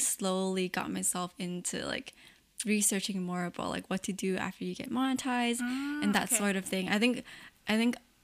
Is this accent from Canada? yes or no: yes; Canada; I'm Chinese Canadian myself